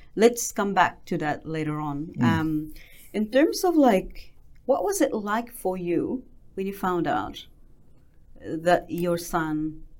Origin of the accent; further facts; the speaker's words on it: Philippines; now in New Zealand; being a Filipino and having autism, because where I come from